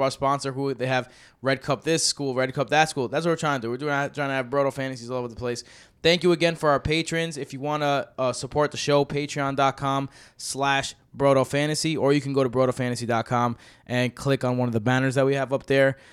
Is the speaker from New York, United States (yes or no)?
yes; New York City, New York, United States; I'm from Queens